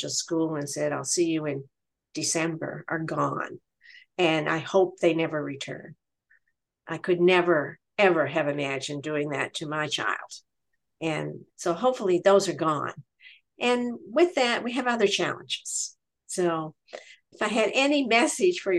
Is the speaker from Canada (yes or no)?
yes; Nova Scotia, Canada; I'm from Nova Scotia, Canada